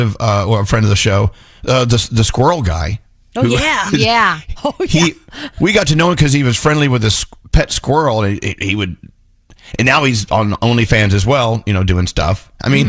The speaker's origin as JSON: {"language": "English", "region": "Texas", "country": "United States", "said": "I'm from Texas."}